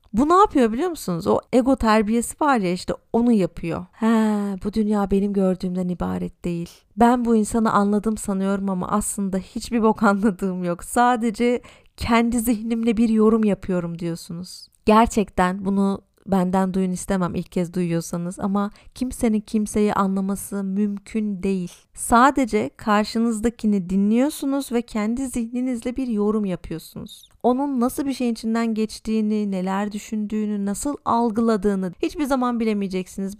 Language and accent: Turkish; Tarsus, Mersin, Turkey; moved away as an adult; also born or lived in Istanbul; now in Berlin, Germany; Normalde Mersin'de yaşıyordum. Ailem orada. Tarsus'ta daha doğrusu